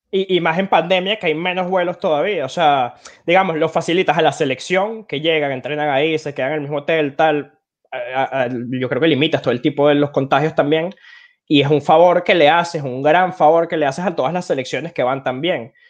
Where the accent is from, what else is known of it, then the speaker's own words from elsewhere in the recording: Caracas, Capital District, Venezuela; somos dos caraqueños muy fanáticos del Caracas Fútbol Club